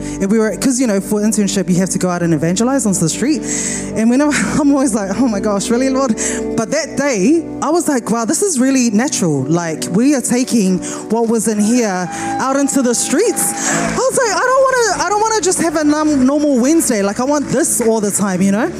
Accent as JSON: {"language": "English", "region": "Wellington", "country": "New Zealand", "said": "I'm from Wellington, so earthquakes are very normal for me, Wellington, New Zealand."}